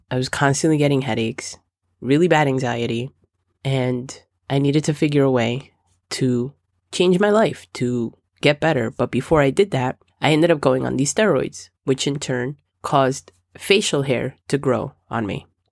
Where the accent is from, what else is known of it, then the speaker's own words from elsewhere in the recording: Dominican Republic; I'm Dominican